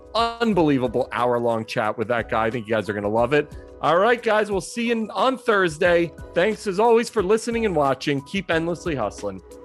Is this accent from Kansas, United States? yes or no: no; Philadelphia, Pennsylvania, United States; now in New York, United States; as a Philadelphian, my heart and soul is always kind of there, even though I live in New York